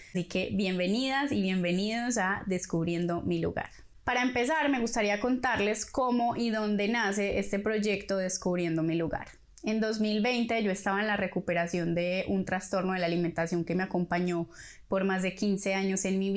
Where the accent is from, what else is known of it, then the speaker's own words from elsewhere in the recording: Colombia; moved away as an adult; also born or lived in Medellín; now in Buenos Aires, Argentina; soy colombiana, viví y crecí en muchos lados de mi país, pero nací en Medellín. Tengo 30 años y estudié comunicación social